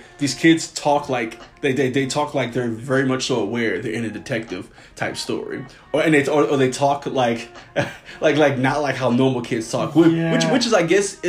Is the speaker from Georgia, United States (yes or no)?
no; New Orleans, Louisiana, United States; I came from New Orleans and I was fresh off the boat.